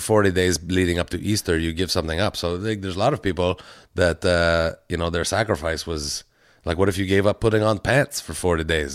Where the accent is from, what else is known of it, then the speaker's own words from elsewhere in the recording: Canada; We're so Canadian